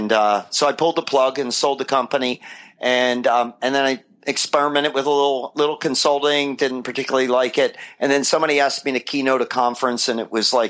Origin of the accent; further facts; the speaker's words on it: New Jersey, United States; moved away as an adult; also born or lived in Philadelphia, Pennsylvania / Wilmington, Delaware; now in Southern California, United States; I was born in Philly and raised in South Jersey